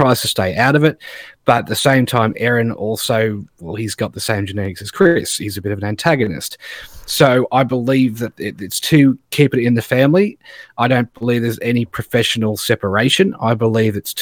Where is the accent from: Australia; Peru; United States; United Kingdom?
Australia; I'm Australian